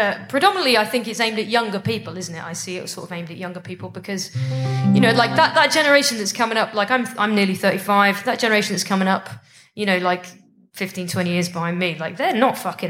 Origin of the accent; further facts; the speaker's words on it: United Kingdom; I'm from Britain.